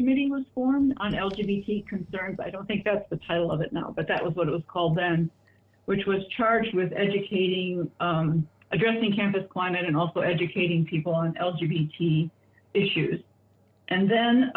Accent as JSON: {"language": "English", "town": "Chicago", "region": "Illinois", "country": "United States", "tie": "born or raised there", "said": "I was born in Chicago, Illinois in 1946"}